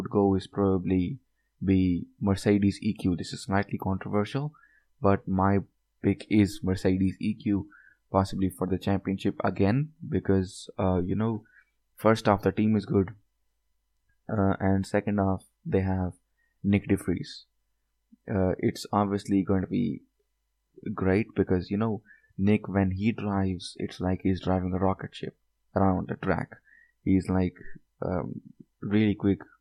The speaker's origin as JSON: {"language": "English", "country": "India", "said": "Being an Indian"}